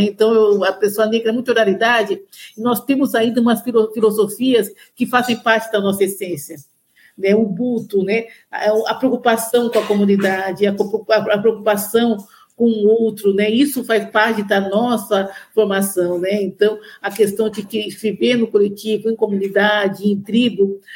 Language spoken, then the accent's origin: Portuguese; São Paulo, Brazil; eu sou de São Paulo, nascida e criada em São Paulo